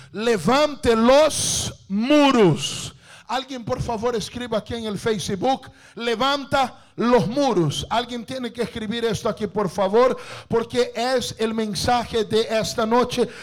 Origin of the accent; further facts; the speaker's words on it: Brazil; Spanish is a second language; yo soy brasileño